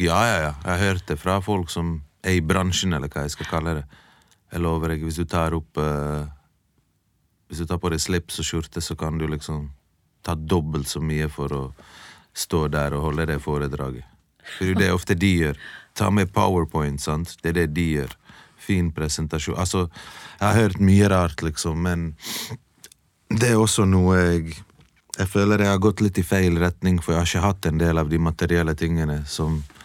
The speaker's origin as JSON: {"language": "Norwegian", "town": "Bergen", "region": "Vestland", "country": "Norway", "tie": "born or raised there", "also_born_or_lived": "Bosnia", "said": "Jeg er fra Bergen"}